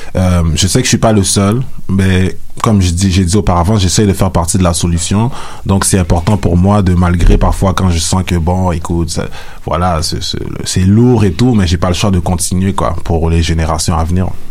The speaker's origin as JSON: {"language": "French", "town": "Montreal", "region": "Quebec", "country": "Canada", "tie": "born or raised there", "said": "je suis né, j'ai grandi à Montréal"}